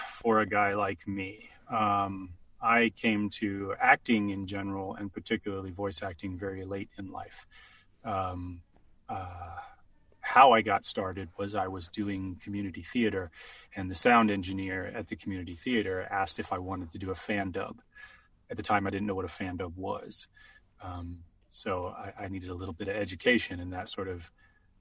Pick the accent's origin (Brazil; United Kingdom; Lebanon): United Kingdom; England; moved away; I grew up in England, so different school structure.